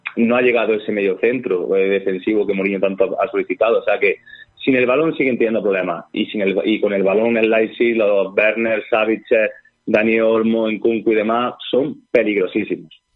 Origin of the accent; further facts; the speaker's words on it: Jaén, Andalusia, Spain; yo soy de Jaén